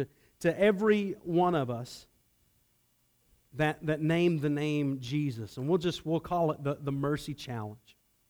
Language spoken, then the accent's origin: English; Atlanta, Georgia, United States; I grew up in Atlanta